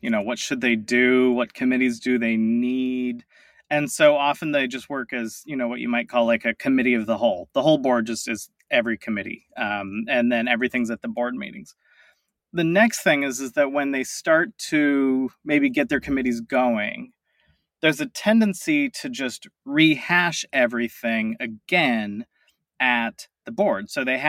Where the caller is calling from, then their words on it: Tacoma, Washington, United States; I am in Tacoma, Washington, just a little bit south of Seattle.